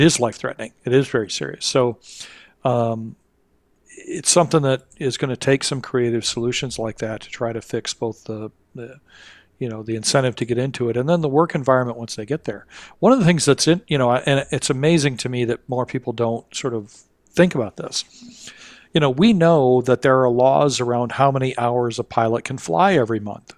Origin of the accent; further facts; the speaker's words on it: Kalamazoo, Michigan, United States; my hometown, um, Kalamazoo, Michigan.